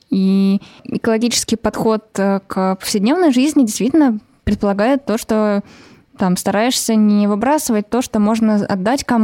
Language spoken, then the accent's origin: Russian; Saint Petersburg, Russia; Э, я из Питера девушка